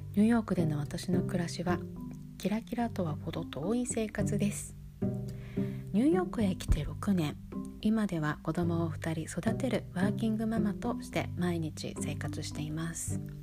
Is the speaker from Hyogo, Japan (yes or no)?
no; Sapporo, Hokkaido, Japan; moved away as an adult; now in New York, United States; 私は札幌で育っている